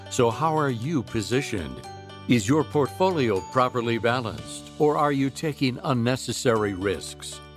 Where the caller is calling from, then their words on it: Pennsylvania, United States; Yes, this is …. I'm from Pennsylvania.